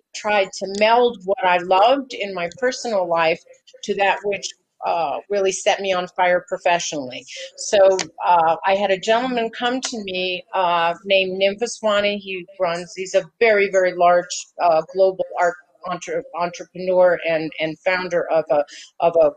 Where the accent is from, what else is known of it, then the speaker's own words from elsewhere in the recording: Los Angeles, California, United States; I grew up in Los Angeles